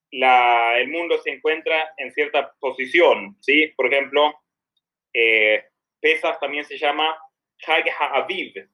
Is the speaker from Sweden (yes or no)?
yes; Sweden; Spanish is a second language; now in Argentina